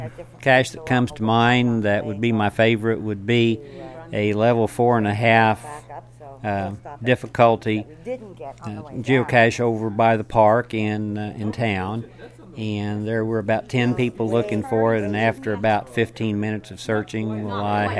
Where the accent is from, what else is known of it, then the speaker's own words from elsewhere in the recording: Missouri, United States; I'm from Missouri.